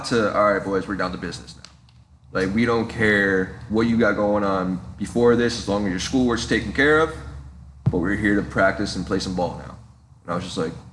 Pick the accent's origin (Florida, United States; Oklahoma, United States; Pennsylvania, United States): Florida, United States; Fort Myers; also born or lived in New Jersey; I was born in Jersey. I moved down to Fort Myers. I was like 9 or 10 years old, going to like fourth grade